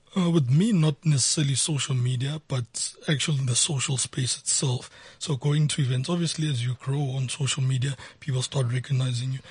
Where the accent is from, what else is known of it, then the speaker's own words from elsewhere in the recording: Soweto, Gauteng, South Africa; I was born and bred in Soweto